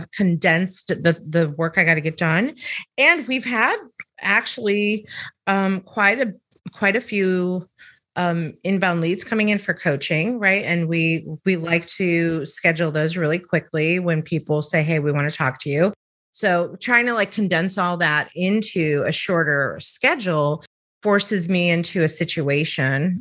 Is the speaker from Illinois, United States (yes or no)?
yes; Chicago, Illinois, United States; moved away; also born or lived in the South; I'm from Chicago, which is the northern part of the country, or the Midwest part of the country